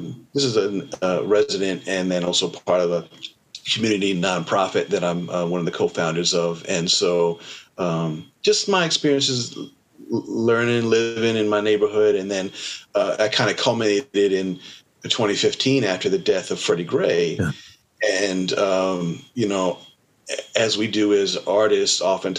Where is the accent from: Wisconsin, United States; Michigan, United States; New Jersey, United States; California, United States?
New Jersey, United States; growing up in New Jersey without a Middle Eastern, without an Egyptian community around